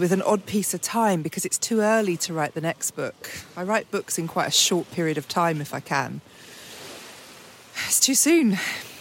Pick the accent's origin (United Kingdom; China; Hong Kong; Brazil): United Kingdom; England; I'm English, as you can well tell